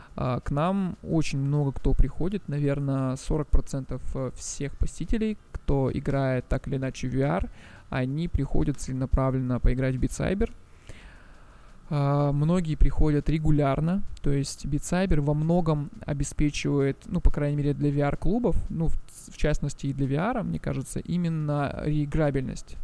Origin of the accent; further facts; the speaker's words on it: Russian Far East, Russia; moved away as an adult; also born or lived in Moscow; я вообще сам с Дальнего Востока